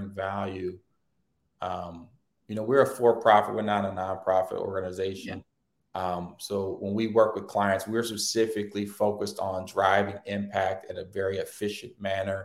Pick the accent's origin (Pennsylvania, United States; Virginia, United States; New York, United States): Virginia, United States; Hampton; I grew up in Hampton, Virginia, a pretty diverse city in the 80s